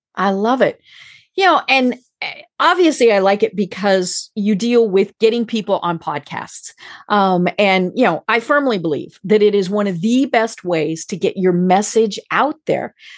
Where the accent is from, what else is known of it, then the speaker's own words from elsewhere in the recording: Colorado, United States; now in Atlanta, United States; I live in Atlanta, And I'm from Colorado